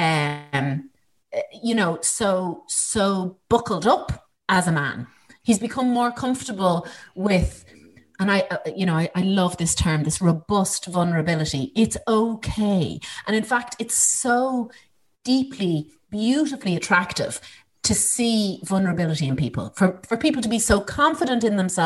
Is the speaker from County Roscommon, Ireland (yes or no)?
no; Ballyshannon, County Donegal, Ireland; in 1968, when I was born in Ballyshannon